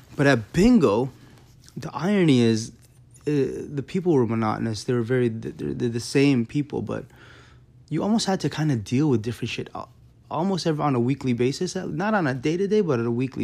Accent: Canada; I'm from Canada

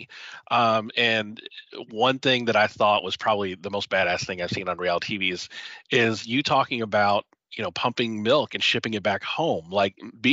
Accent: Georgia, United States; moved away; also born or lived in Alabama / Tennessee; I was raised in Georgia. I lived in Alabama and Tennessee for a good chunk of my life.

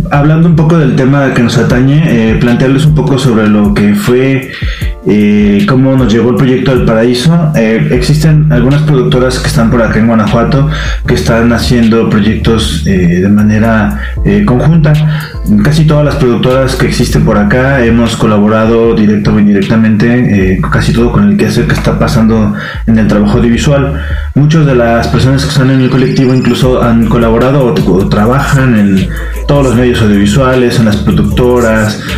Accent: Colombia; now in León, Mexico; soy colombiano

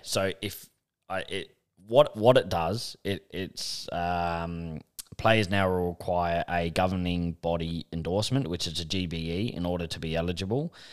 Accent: Australia; being Australian

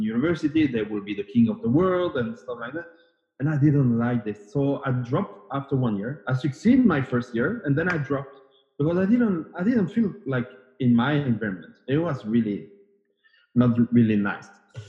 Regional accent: Brussels, Brussels-Capital Region, Belgium; first language French; English is a second language; Originally, I'm from Belgium. I was born and raised in Brussels, so capital of Europe

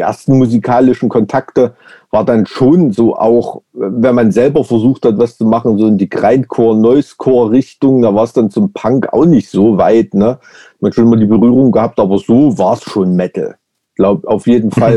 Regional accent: Weimar, Thuringia, Germany; ich bin ja in so einem Plattenbaugebiet aufgewachsen in der DDR

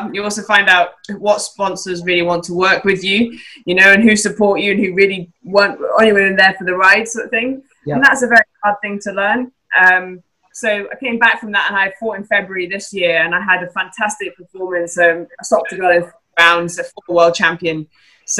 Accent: Scotland, United Kingdom; now in England

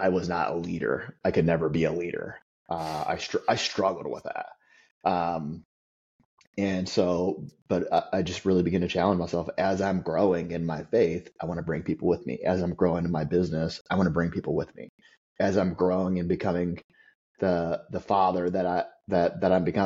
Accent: Southeast Missouri, United States; I grew up in Southeast Missouri

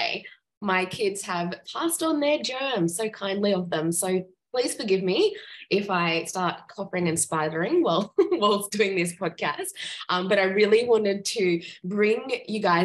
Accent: Gold Coast, Queensland, Australia; Surfers Paradise on the Gold Coast. I'm like, oh my gosh, that's where I'm from

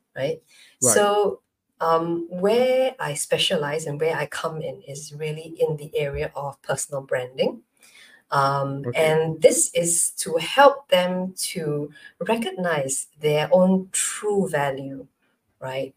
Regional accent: Malaysia; now in Singapore; I'm Malaysian, but I'm based in Singapore

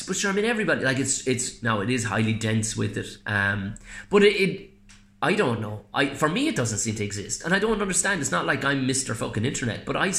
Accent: South Tipperary, Munster, Ireland; I'm from South Tipperary.

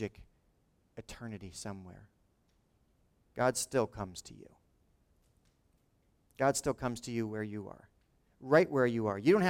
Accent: Lawrence Township, New Jersey, United States; he went to my high school 10 years before I was there

